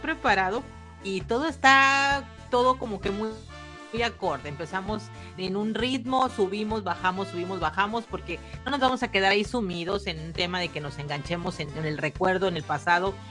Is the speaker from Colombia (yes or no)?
no; Mexico; yo soy mexicana